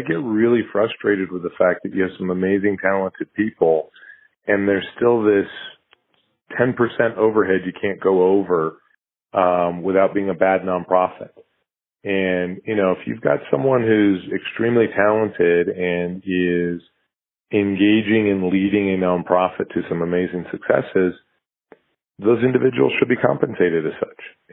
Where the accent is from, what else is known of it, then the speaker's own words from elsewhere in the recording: United States; as an American